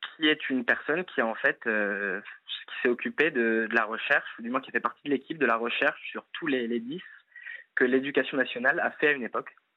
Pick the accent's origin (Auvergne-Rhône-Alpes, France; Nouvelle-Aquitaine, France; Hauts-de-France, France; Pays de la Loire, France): Pays de la Loire, France; Nantes; j'ai grandi à Nantes